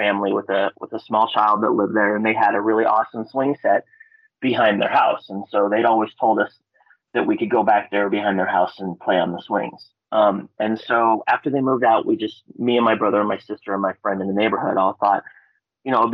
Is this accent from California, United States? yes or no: no; Palmer, Alaska, United States; I'm from Palmer, Alaska